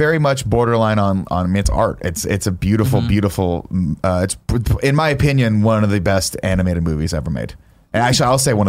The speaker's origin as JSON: {"language": "English", "country": "United States", "said": "as I say Kaneda because I'm American."}